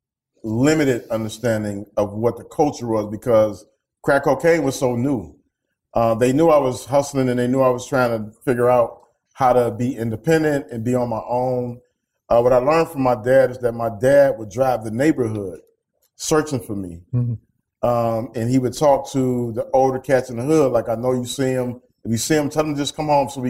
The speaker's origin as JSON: {"language": "English", "town": "Detroit", "region": "Michigan", "country": "United States", "tie": "born or raised there", "said": "growing up in Detroit, a city that has been ravaged by gun violence"}